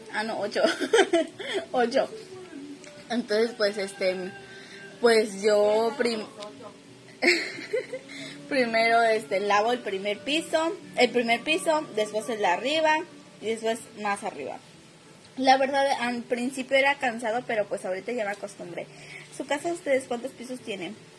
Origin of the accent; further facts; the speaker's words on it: Mérida, Yucatán, Mexico; Yo soy de Mérida, Yucatán